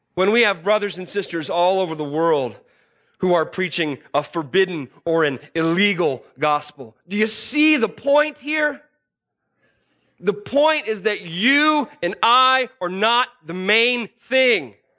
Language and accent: English; United States